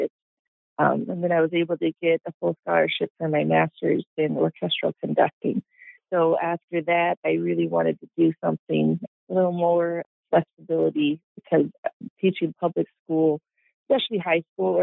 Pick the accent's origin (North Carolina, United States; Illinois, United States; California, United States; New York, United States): Illinois, United States; Alton; growing up in Alton